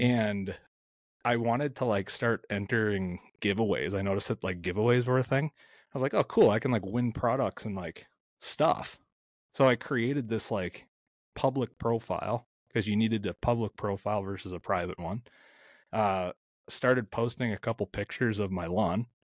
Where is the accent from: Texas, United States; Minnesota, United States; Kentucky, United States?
Minnesota, United States; outside of the Twin Cities in; I am smack dab in the heart of the Midwest, uh, outside of the Twin Cities in Minnesota